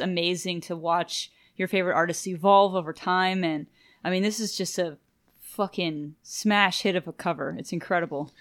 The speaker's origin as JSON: {"language": "English", "area": "Cajun", "region": "Louisiana", "country": "United States", "said": "I'm Cajun"}